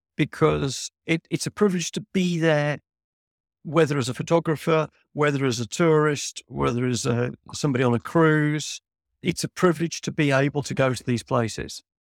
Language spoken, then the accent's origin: English; Birmingham, West Midlands, United Kingdom; I'm a guy from Birmingham. I'm not a youngster.